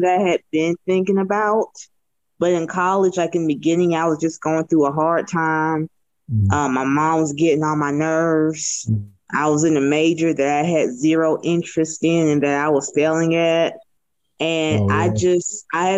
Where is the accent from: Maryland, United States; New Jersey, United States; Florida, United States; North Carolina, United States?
Florida, United States; Pensacola; moved away as an adult; also born or lived in Redondo Beach, California; now in Houston, United States; I was primarily raised in Pensacola, Florida. I moved there when I was 6